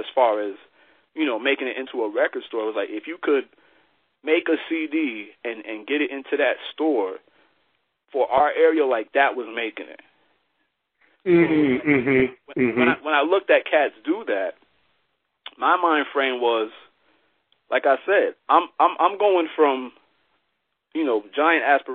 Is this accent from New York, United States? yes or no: yes; Albany, New York, United States; In the area where I grew up in upstate New York, I'm actually in the capital. I'm in Albany, New York.